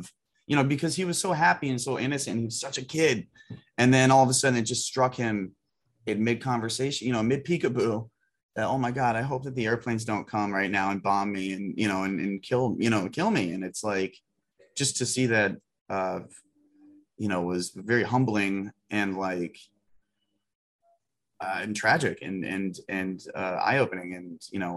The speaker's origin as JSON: {"language": "English", "country": "United States", "said": "as an American"}